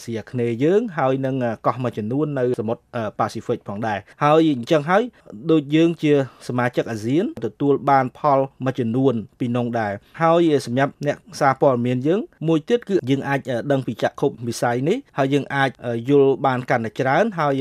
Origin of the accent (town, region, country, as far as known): Cambodia